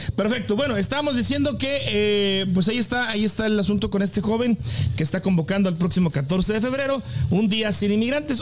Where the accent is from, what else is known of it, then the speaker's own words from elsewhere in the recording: Mexico; soy de México.